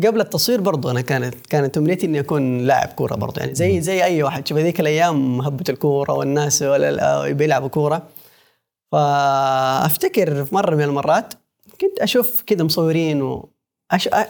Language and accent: Arabic; Mecca, Makkah Province, Saudi Arabia; انا من مكه